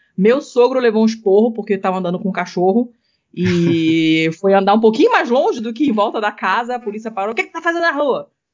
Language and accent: Portuguese; Rio de Janeiro, Brazil; moved away; eu sou do Rio